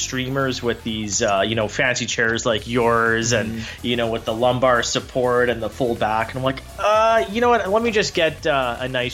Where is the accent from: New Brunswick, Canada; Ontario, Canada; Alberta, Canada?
Alberta, Canada; Calgary; I'm from Calgary